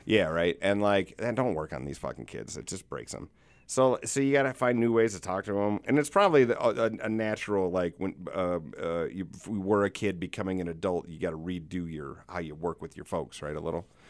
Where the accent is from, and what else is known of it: South Dakota, United States; born or raised there